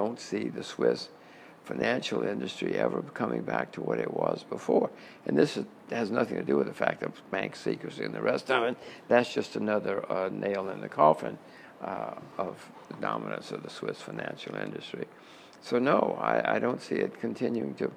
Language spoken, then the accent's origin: English; United States; I'm an American